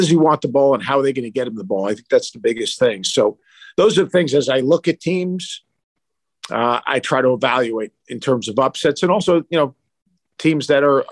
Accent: Long Island, New York, United States; when I was growing up in Long Island at Lake Success Golf Club

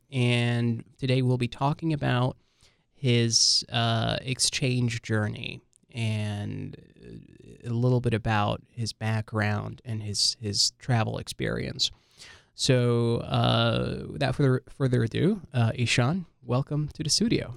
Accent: Libya; also born or lived in Lebanon; now in United States; I'm, I'm from Libya. I've been, been to Lebanon for a while, and then now I'm in the U S

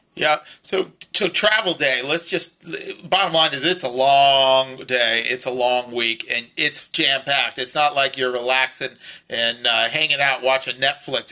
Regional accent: Los Angeles, California, United States; me and a lot of our other friends that grew up west of the 405 in, you know, upper middle class homes

